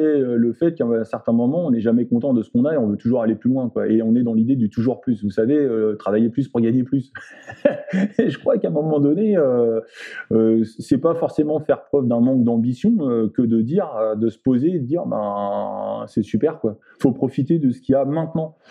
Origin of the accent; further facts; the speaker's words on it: France; nous en tant que Français ou nous en tant qu'Européens